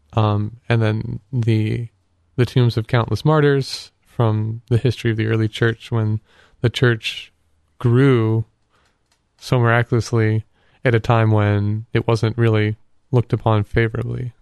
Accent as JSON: {"language": "English", "town": "Canton", "region": "Ohio", "country": "United States", "tie": "born or raised there", "said": "Up in Canton. um, which is my hometown"}